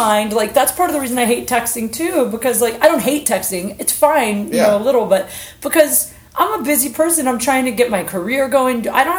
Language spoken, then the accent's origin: English; Ohio, United States; I'm from Ohio.